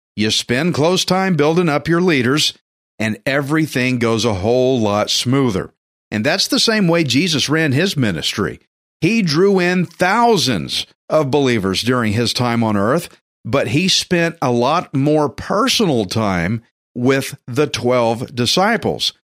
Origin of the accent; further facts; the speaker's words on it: Texas, United States; me as a Texan